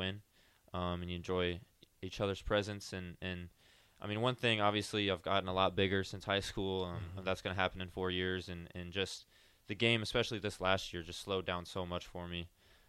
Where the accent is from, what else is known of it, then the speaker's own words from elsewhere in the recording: Nebraska, United States; so I grew up around Nebraska and was a fan myself